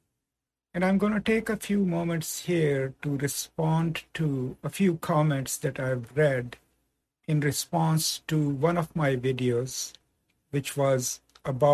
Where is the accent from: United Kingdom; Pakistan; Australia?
Pakistan; moved away; also born or lived in United States; I'm originally from Pakistan